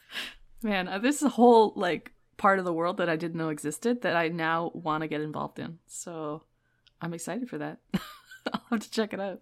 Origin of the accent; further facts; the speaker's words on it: Canada; I'm Canadian, and in Canada, we have, like, scholastic book fairs